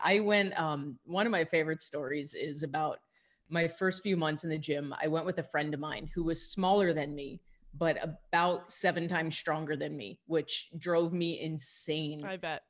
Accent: New York, United States; also born or lived in California; now in Tucson, United States; I'm I'm born and raised in New York, so I will always be an East Coaster at heart

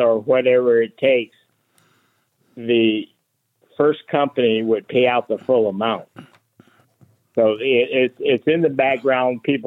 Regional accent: Fort Wayne, Indiana, United States; moved away as an adult; I'm from Fort Wayne, Indiana, and my hometown

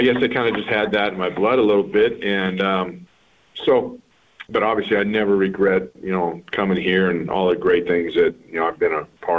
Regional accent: Mountain Home, Idaho, United States; moved away; also born or lived in Moscow, Idaho; I grew up in Mountain Home, Idaho, which is near Boise State. I was born in Moscow.

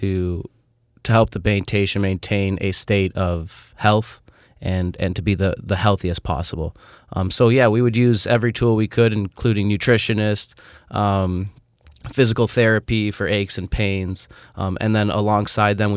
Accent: Toronto, Ontario, Canada; moved away as an adult; also born or lived in Kalamazoo, Michigan; I was born and raised in Toronto, so I always intended to come back home

